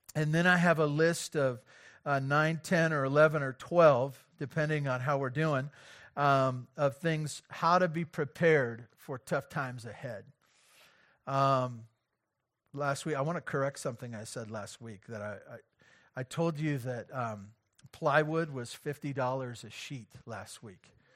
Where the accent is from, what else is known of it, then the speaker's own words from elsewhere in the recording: Santa Barbara, California, United States; as a good American kid, uh, growing up in Santa Barbara